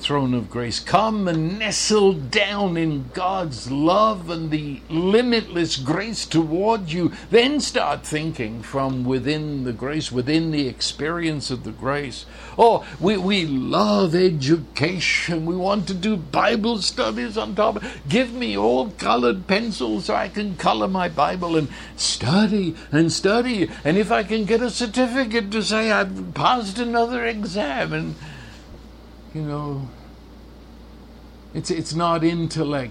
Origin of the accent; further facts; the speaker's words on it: St Albans, East of England, United Kingdom; moved away; I was born in North London in England, a place called St. Albans